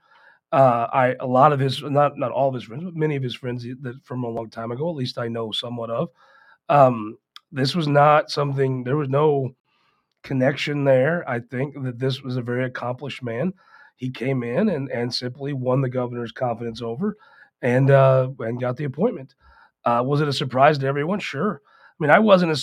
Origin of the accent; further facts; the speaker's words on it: Poplar Bluff, Missouri, United States; also born or lived in Cape Girardeau; I'm from Poplar Bluff